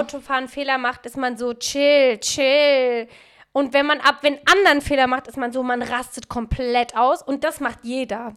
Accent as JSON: {"language": "German", "town": "Frankfurt", "region": "Hesse", "country": "Germany", "tie": "born or raised there", "moved": "yes", "lives_now": "Berlin, Germany", "said": "Ich bin in Frankfurt so groß geworden"}